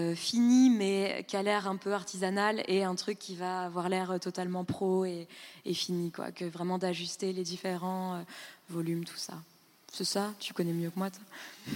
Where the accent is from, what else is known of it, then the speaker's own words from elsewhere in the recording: Île-de-France, France; moved away as an adult; also born or lived in Berlin, Germany; je venais de banlieue